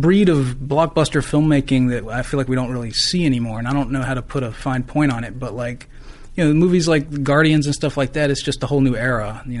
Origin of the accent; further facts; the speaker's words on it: North Carolina, United States; I grew up in North Carolina.